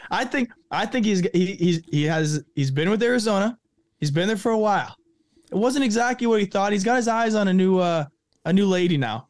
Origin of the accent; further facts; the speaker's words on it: Thunder Bay, Ontario, Canada; also born or lived in Rochester; I'm from, born and raised Thunder Bay.